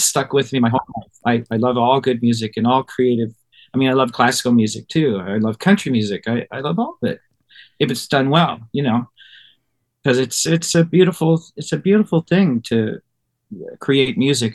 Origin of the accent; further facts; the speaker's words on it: Ohio, United States; where I grew up in Ohio